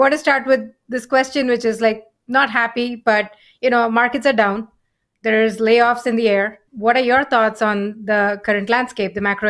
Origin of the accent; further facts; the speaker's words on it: India; now in San Francisco, United States; We came from India about 15 years ago.